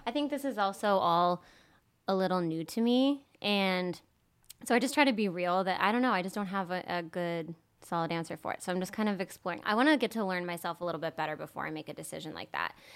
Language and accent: English; Peterborough, New Hampshire, United States; I'm from Peterborough, New Hampshire. So it's southwest New Hampshire. It's a really small town, 5,000 people.